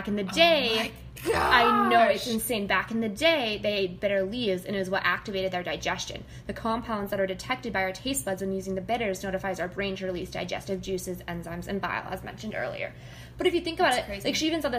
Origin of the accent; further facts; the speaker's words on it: the South, United States; I'm from the South.